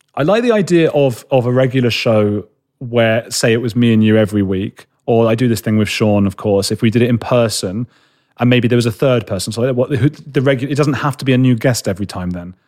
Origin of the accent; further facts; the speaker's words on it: London, United Kingdom; I'm a boy from London, you know, like, from the, from a city